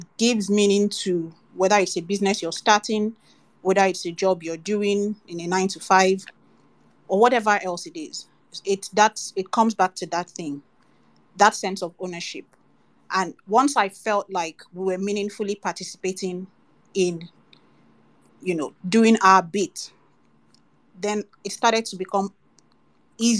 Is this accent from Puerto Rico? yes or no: no; Nigeria; also born or lived in United Kingdom; I grew up in Nigeria and then eventually went abroad to school in my adult years